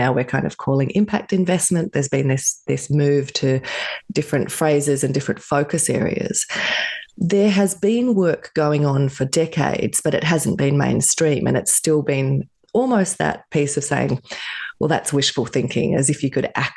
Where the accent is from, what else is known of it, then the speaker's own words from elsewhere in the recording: Australia; I grew up in Australia